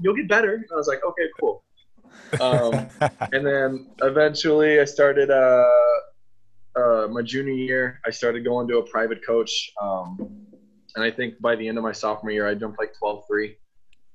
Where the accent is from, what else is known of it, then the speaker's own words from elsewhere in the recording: Kansas City, Missouri, United States; I'm from Kansas City, Missouri. I was born and raised there